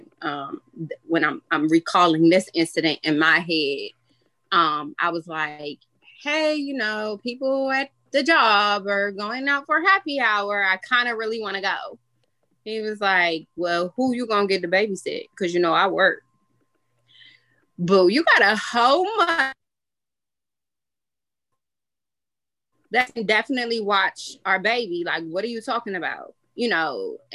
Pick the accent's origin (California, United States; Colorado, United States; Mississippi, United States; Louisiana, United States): California, United States; Los Angeles; moved away as an adult; now in Washington, D.C., United States; I am originally from Los Angeles, California. So I came out here to go to the Howard University.